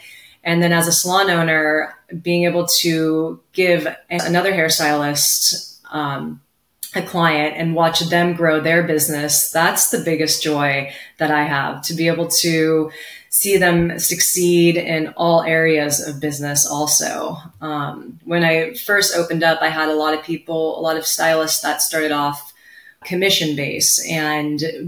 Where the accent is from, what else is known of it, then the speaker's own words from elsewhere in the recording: Ventura County, California, United States; I was born here in Ventura County, California, Southern California baby